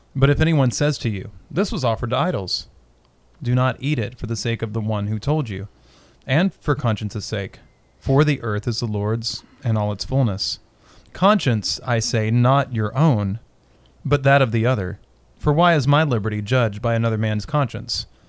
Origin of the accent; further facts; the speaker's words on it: Winchester, Kentucky, United States; I was born in Winchester